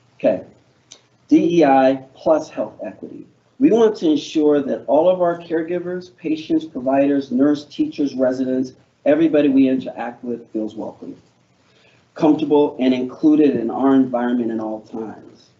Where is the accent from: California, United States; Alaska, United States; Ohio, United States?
Alaska, United States; I'm from Alaska. So we talk mosquitoes